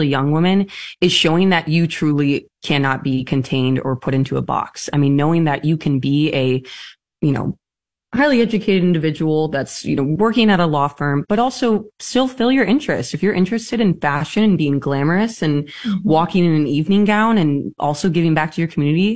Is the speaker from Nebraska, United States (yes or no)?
yes; Lincoln, Nebraska, United States; moved away as an adult; also born or lived in Chicago / St. Louis / Washington, D.C.; now in Omaha, United States; I was raised in Lincoln and a Pius High School grad. I absolutely adored living and growing up there